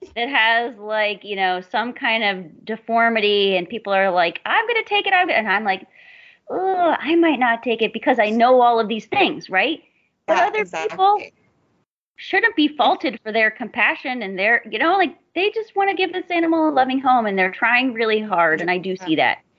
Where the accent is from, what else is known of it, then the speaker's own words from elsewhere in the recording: Southern Florida, United States; I'm from Florida. I grew up in Southern Florida